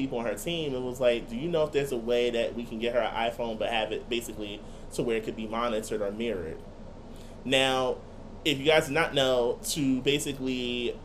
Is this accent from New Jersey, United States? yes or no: yes; Irvington, New Jersey, United States; moved away; also born or lived in Newark (North); My home, of course, is North, but a portion of me claiming North is claiming Irvington at the same time